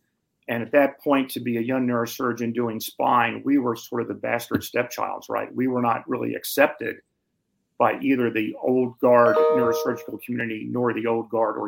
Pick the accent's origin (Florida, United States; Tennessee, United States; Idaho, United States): Tennessee, United States; Memphis; also born or lived in Appalachia; I'm a hick from Appalachia, grew up in Memphis, Tennessee.